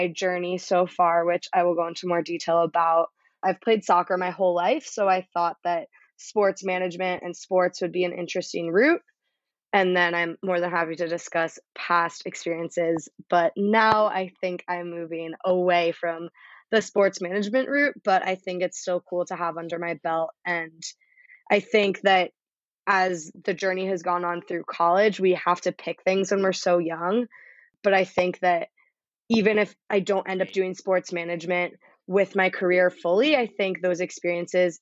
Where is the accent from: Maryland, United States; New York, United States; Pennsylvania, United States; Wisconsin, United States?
Maryland, United States; Bethesda; I am from right outside of DC. I'm from Bethesda, Maryland